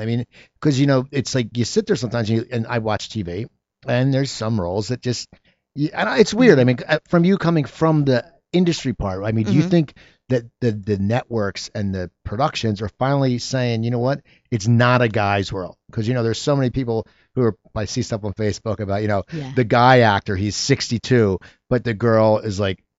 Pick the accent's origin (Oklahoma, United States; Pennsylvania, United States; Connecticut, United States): Pennsylvania, United States; I love that show because I grew up near Philadelphia